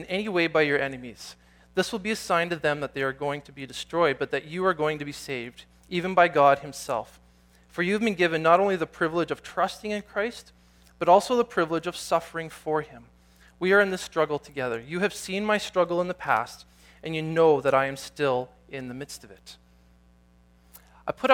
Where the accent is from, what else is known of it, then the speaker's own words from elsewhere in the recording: Canada; also born or lived in Nelson, British Columbia; I'm Canadian, this is part of who I am, this is my identity